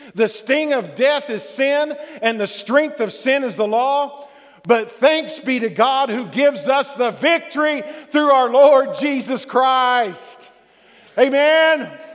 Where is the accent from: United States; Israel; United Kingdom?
United States; Texas; being a Texan